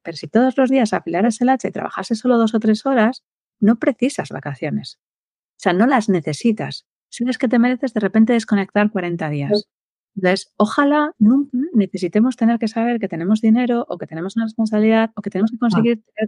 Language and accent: Spanish; Valladolid, Castile and León, Spain; yo soy de Valladolid